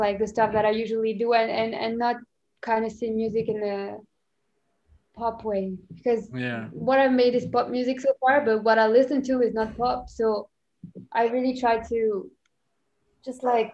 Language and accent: English; Morocco; first language French; English is a second language; now in United States; I'm Moroccan. I grew up here, but I spoke so like pretty much French my whole life